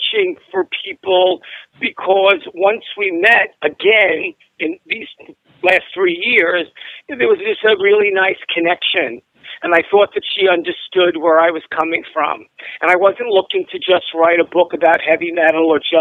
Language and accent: English; New York City, New York, United States; growing up in Brooklyn